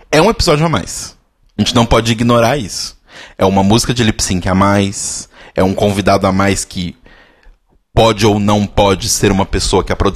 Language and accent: Portuguese; Australia; Porque eu sou australiana e, tipo, bicho, você assiste o programa?